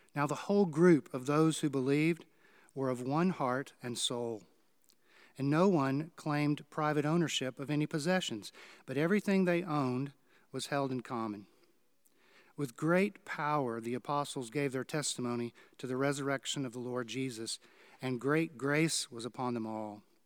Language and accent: English; Houston, Texas, United States; I grew up in Houston, Texas, where we didn't have really much to do with tornadoes.